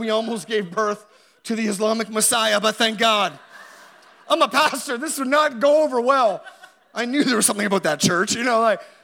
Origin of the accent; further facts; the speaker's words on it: Halifax, Nova Scotia, Canada; I grew up in Halifax